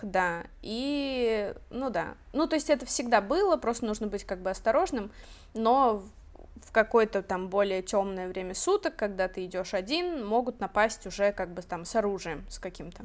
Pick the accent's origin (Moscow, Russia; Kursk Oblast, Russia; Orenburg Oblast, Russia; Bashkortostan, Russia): Orenburg Oblast, Russia; Orenburg; now in Catalonia, Spain; мы вообще жили довольно бедно, и, в принципе, ну, я из Оренбурга